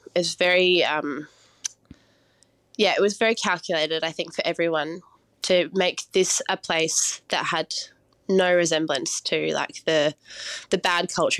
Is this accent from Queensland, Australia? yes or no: no; New South Wales, Australia; So I grew up in the Blue Mountains in New South Wales, and I was raised by my mum